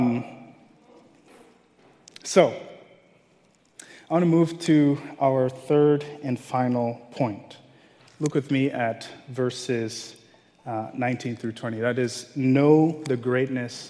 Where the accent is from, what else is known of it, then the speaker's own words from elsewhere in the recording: Nigeria; moved away; Growing up in Nigeria, many of us are Christians, but we're very superstitious